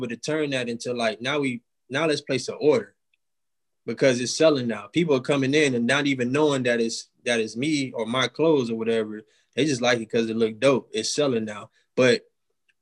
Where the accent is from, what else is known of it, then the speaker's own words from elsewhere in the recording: Miami, Florida, United States; also born or lived in Jacksonville, Florida; I'm a guy from Miami, Florida